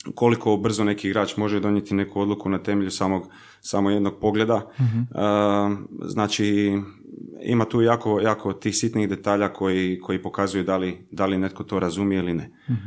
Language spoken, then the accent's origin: Croatian; Zagreb, City of Zagreb, Croatia; accent: mix of Zagreb accent and relaxed Croatian; moved away as an adult; also born or lived in Germany; desi mi se nekad jednostavno neki miks baš zagrebačkog naglaska i nekog opuštenog hrvatskog